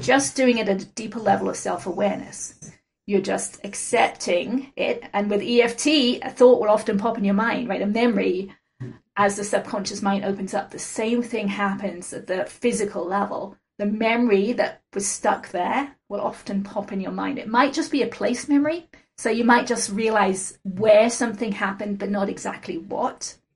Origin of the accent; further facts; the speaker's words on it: England, United Kingdom; moved away as an adult; now in United States; when I moved out to the States from England when I was 21